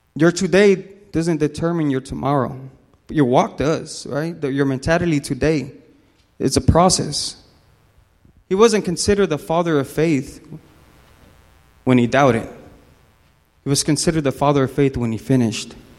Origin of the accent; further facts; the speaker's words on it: Los Angeles, California, United States; moved away; I'm, I'm from California. Whoop, whoop, Lakers. So I'm, I'm from Los Angeles